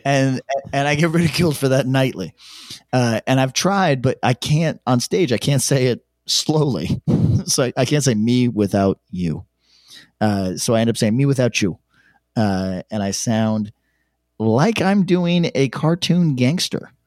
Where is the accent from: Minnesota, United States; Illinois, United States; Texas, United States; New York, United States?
New York, United States; upstate; accent: New York twang; an upstate guy, I have slightly more, uh, like, New York twang than most upstate guys